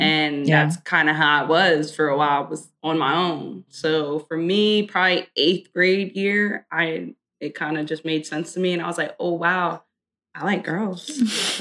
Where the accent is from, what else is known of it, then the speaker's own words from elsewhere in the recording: New Jersey, United States; I'm originally from South Jersey